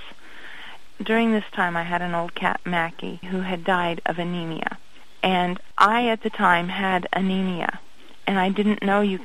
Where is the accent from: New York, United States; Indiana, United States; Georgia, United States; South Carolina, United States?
Indiana, United States; moved away as an adult; also born or lived in Ohio; I was born in Indiana. When I got married, I moved to Ohio, lived there for 18 years